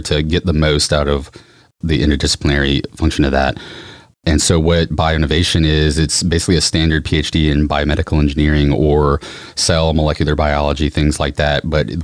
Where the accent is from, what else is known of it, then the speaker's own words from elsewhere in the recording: Baton Rouge, Louisiana, United States; also born or lived in New Orleans; I'm from Baton Rouge originally